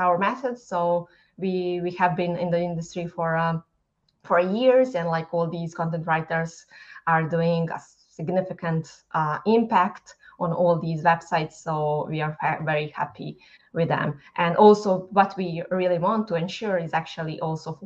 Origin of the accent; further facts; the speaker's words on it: Bosnia & Herzegovina; English is a second language; moved away as an adult; now in Dublin, Ireland; growing in Bosnia, moving to Dublin, having a language barrier